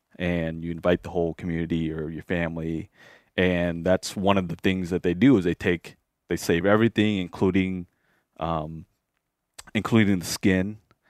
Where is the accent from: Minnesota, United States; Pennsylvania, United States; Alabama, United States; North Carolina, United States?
Minnesota, United States; So if and I grew up in the Twin Cities when we have our, cultural rituals, you typically go and you butcher a pig or a cow